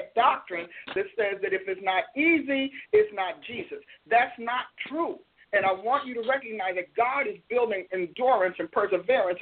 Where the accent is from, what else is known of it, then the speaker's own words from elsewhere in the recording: New Jersey, United States; I'm from Jersey